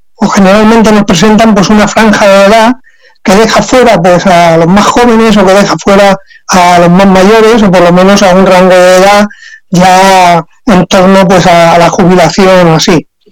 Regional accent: San Miguel de Salinas, Valencian Community, Spain; yo trabajé aquí en mi pueblo, entonces en San Miguel de Salinas

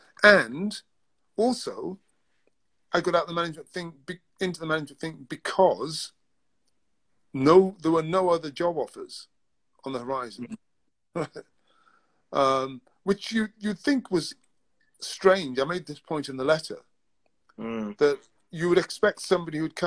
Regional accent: Newcastle, North East England, United Kingdom; moved away as an adult; now in London, United Kingdom; I was born in Newcastle. I lived most of my life in the north of England

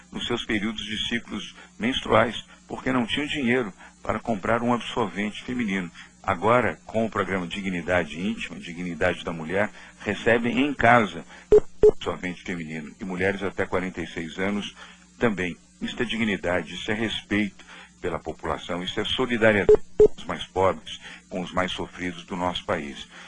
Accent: Salvador, Bahia, Brazil; ao Bruno Reis também, meu amigo, prefeito de Salvador, a minha terra, onde eu tenho parentes, amigos, pessoas que realmente estamos acompanhando.

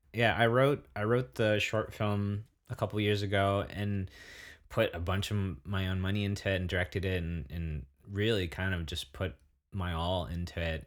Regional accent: Santa Barbara, California, United States; moved away; also born or lived in Bay Area / Netherlands / Germany; I grew up watching back in Santa Barbara

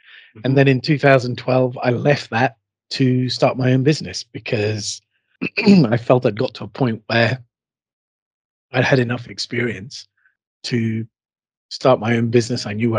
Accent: Bahrain; born there; also born or lived in United Kingdom; I would call myself a Heinz 57. that's because I've got a varied sort of background. I was born in Bahrain in the Persian Gulf.

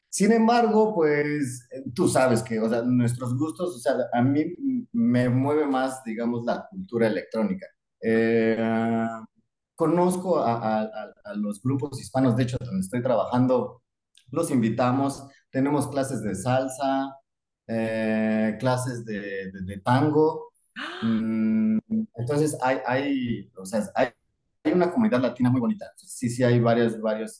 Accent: Mexico City, Mexico; moved away as an adult; now in Darwin, Australia; nazco en la Ciudad de México.

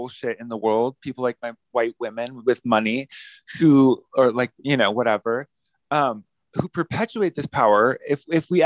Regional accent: Palmdale, California, United States; I'm from Palmdale. I was born in Palmdale

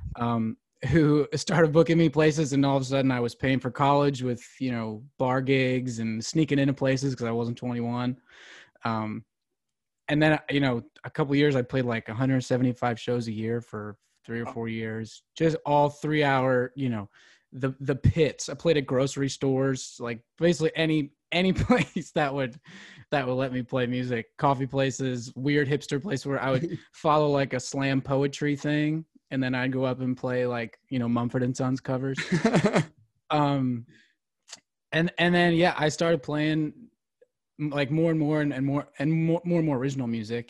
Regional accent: Philadelphia, Pennsylvania, United States; moved away as an adult; now in Nashville, United States; I grew up outside Philadelphia

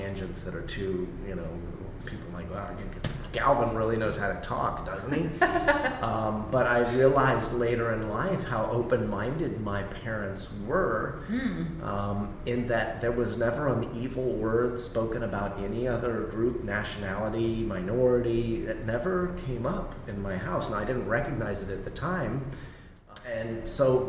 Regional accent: Miami, Florida, United States; I'm a Miami native. I grew up in Miami-Dade County in the 1980s.

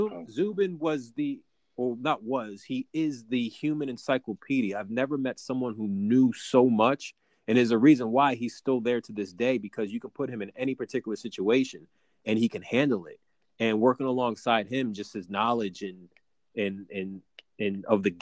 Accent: Connecticut, United States; my hometown in Connecticut

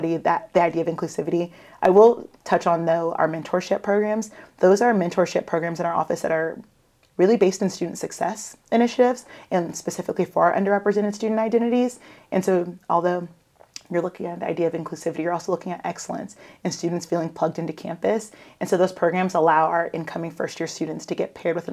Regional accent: Savannah, Georgia, United States; now in Augusta, United States; I grew up in Savannah

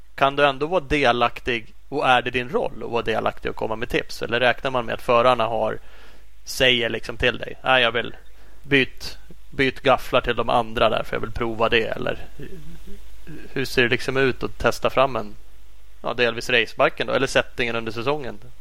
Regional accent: Sweden; som svensk

